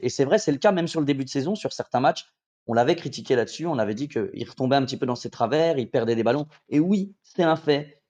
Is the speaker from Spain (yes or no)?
yes; Spain; Je suis espagnol